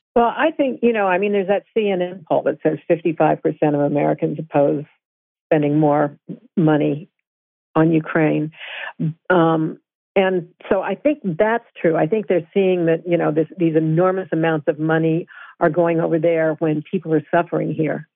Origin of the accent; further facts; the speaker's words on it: Vermont, United States; I'm I'm from Vermont